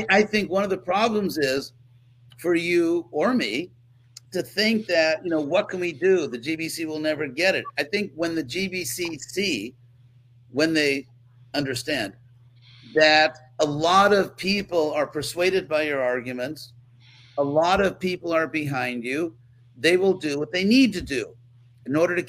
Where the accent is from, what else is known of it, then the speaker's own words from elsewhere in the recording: California, United States; I was raised in California